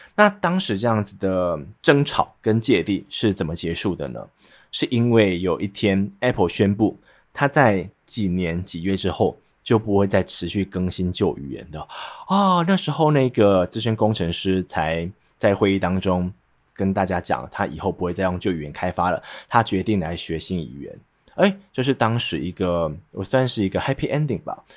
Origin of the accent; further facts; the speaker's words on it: central Taiwan, Taiwan; accent: central Taiwan accent; 所以像是我会有点中部腔，就是因为我是中部人